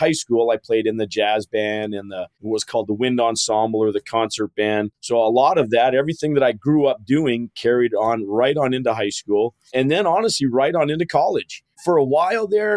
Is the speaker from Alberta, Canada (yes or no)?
yes; Calgary, Alberta, Canada; I was born and raised in Calgary, Alberta, Canada